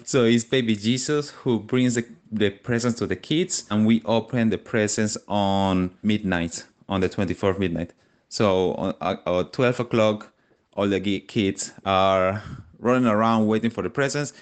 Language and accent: English; San Cristóbal, Táchira, Venezuela; moved away; So, I'm from Venezuela